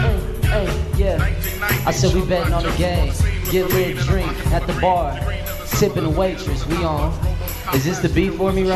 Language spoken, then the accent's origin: English; Oklahoma City, Oklahoma, United States; So I grew up in Oklahoma City.